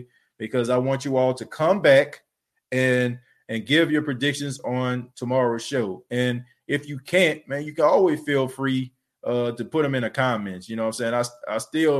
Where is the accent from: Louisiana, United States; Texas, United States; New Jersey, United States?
Louisiana, United States; New Orleans; moved away; I know I ain't lived in New Orleans in a while, but look, I know my hometown no matter what, man.